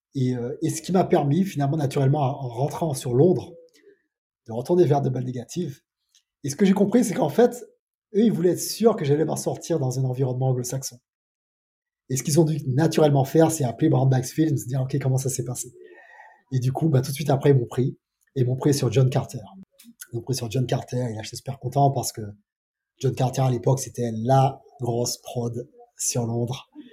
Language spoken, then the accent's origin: French; Martinique; moved away as an adult; also born or lived in Paris; je viens de Martinique